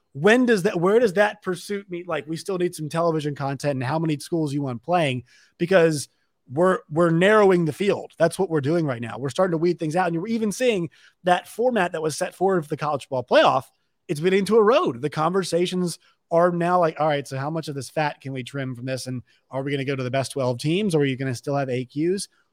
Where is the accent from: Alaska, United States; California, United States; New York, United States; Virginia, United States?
Virginia, United States; I'm from Virginia.